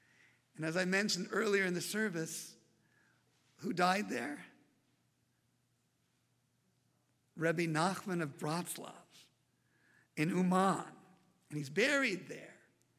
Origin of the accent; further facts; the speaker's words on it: Upland, California, United States; also born or lived in Fontana, California; now in San Francisco, United States; When asked personally, where am I from? I can say Upland, California, which no one's ever heard of. And so I say near the Claremont Colleges. I was born in Kaiser Hospital, Fontana. And my parents came there via the Bronx.